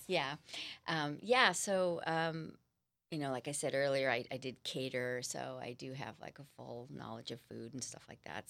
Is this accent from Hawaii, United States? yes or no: no; Los Angeles, California, United States; now in San Diego, United States; I'm from Los Angeles